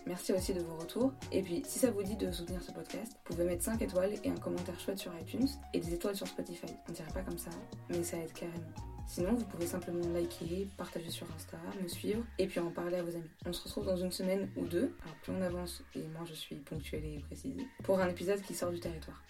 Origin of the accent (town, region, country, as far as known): France; moved away as an adult; now in England, United Kingdom